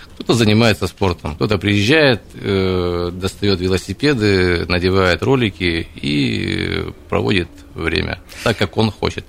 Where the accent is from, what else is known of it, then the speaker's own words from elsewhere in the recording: Krasnoyarsk, Krasnoyarsk Krai, Russia; я сам красноярец. Я родился и вырос в Зеленой Роще